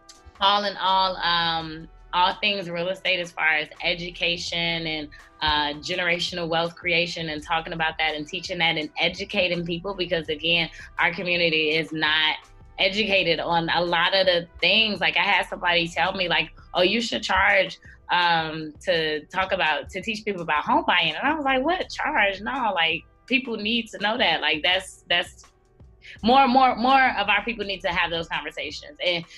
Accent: Chicago, Illinois, United States; I am 27 years old from Chicago, Illinois, born and raised. I represent the South Side, born and raised.

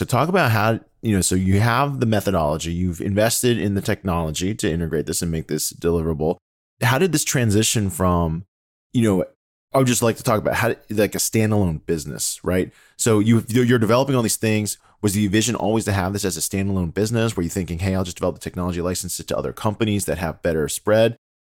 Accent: United States; English is a second language; I mean, I heard English obviously because I grew up born and raised in the United States. So I heard English plenty, but at home, you know, I didn't hear it.

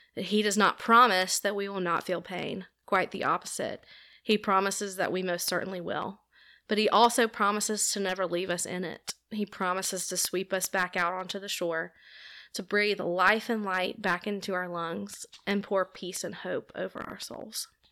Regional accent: Homewood, Alabama, United States; also born or lived in Auburn, Alabama; I grew up here in Homewood, went to Homewood High School

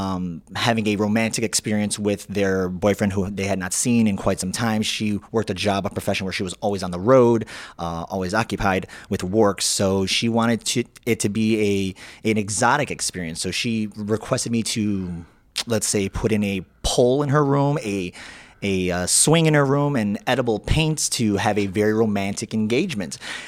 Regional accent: Chicago, Illinois, United States; I grew up in the Bush neighborhood, which if you go down Lakeshore Drive past the South Shore Country Club, which is the south part of Chicago, you're going to get to Bush

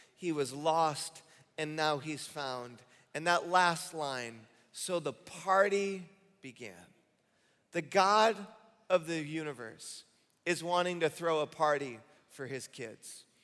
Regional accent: Michigan, United States; moved away as an adult; I grew up in Michigan

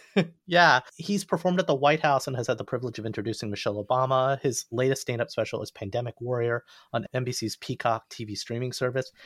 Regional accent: the South, Alabama, United States; I grew up in the South

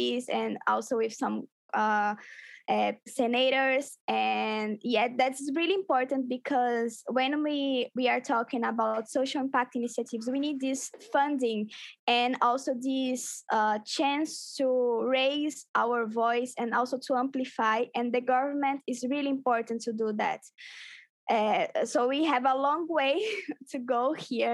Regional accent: Arapiraca, Alagoas, Brazil; now in Recife, Brazil; Arapiraca, the city that I was born

